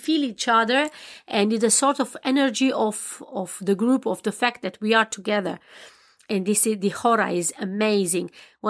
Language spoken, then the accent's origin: English; Oltenia, Romania; English is a second language; I'm born in Romania, and I was raised in Oltenica, dancing like in hot Africa. My blood flows from Balkania.